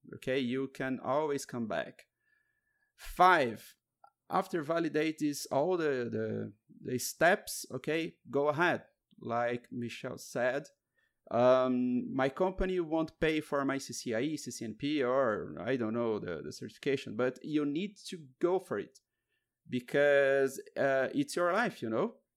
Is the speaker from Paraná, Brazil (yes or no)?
yes; Curitiba, Paraná, Brazil; I'm from Curitiba, Brazil